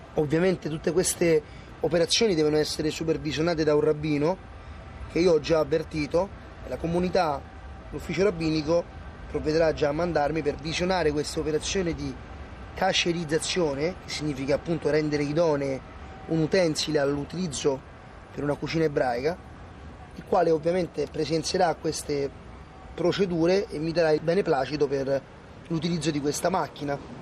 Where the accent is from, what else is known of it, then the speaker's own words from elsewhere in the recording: Egypt; Italian is a second language; now in Rome, Italy; io sono egiziano, cristiano